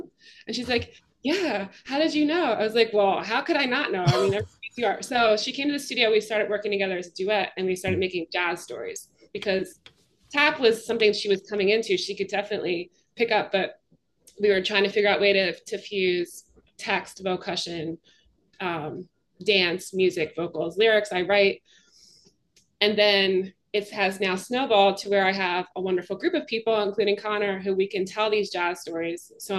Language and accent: English; Canada; now in Philadelphia, United States; You know, I'm from Canada, and I sort of get the sense that, like, in Canada, it's tricky to describe it